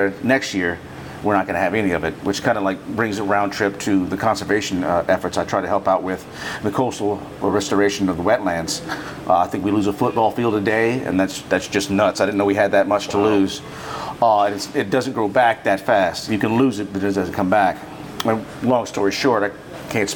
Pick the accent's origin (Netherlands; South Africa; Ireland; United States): United States; Cajun country, Louisiana; I'm born and raised in Cajun country. I swam in these waters and fished these waters my whole life